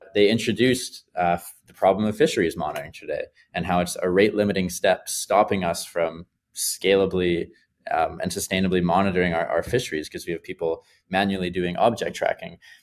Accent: Vancouver, British Columbia, Canada; Vancouver, uh, my hometown

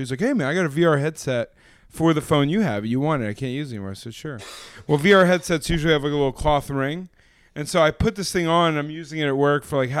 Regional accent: United Kingdom; I'm British.

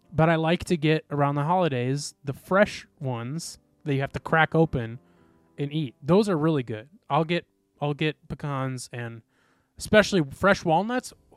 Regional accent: Midwest, United States; we grew up in the Midwest.

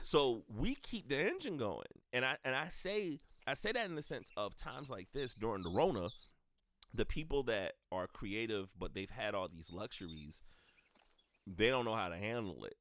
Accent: the South, United States; now in Columbia, United States; identification as a black person growing up in the South

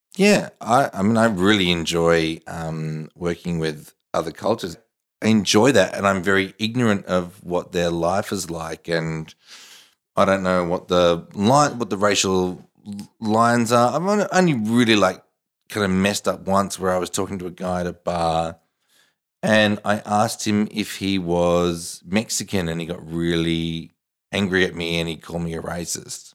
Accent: Australia; I'm Australian. I, I love Australia

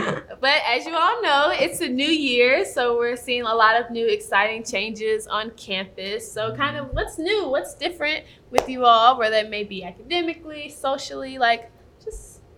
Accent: St. Louis, Missouri, United States; now in Kansas City, United States; I'm a senior majoring in physics of medicine and bioethics. I'm originally from St. Louis, Missouri.

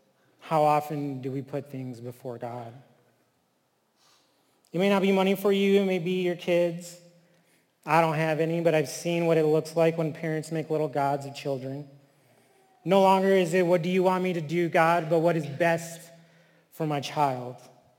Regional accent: New Mexico, United States; I am Native. I am from the Tuatha tribe of New Mexico, the people of the Red Willows.

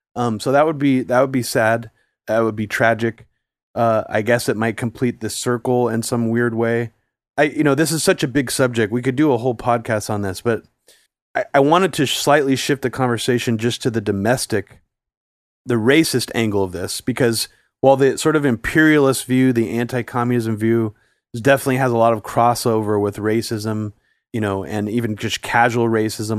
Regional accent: California, United States; I grew up in, like, the suburbs of California

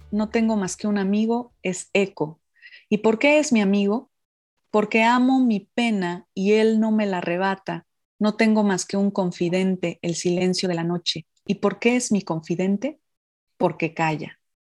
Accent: Oaxaca, Mexico; los oaxaqueños eh, nacemos con ese poder de la comida oaxaqueña

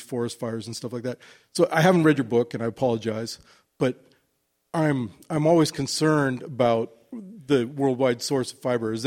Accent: Seattle, Washington, United States; also born or lived in Alaska; I'm Norwegian American from Ballard

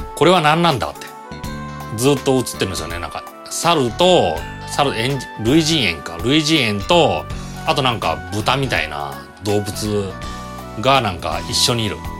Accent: Toyohashi, Aichi, Japan; 地元豊橋のユナイテッドシユナイテッドシネマ

